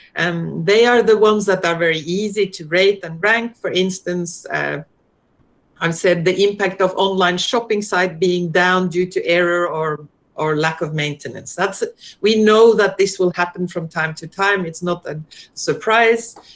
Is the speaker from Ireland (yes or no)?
no; Norway; moved away as an adult; now in Australia; I'm originally from Norway